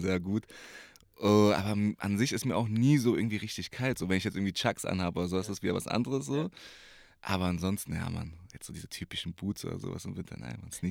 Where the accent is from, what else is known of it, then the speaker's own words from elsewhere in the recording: Berlin, Germany; geboren, aufgewachsen hier in Berlin, Wedding, Moabit.